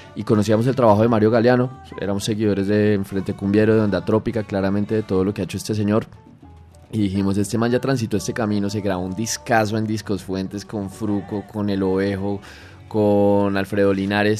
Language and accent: Spanish; Colombia